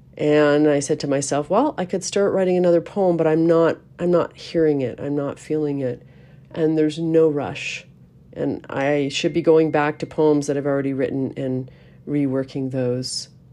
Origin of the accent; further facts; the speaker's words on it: Canada; we are Canadian